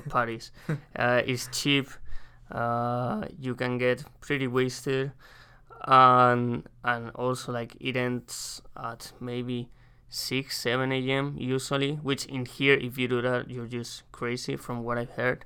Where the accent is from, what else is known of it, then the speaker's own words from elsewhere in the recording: Madrid, Community of Madrid, Spain; English is a second language; moved away as an adult; now in United States; I'm from Madrid, Spain.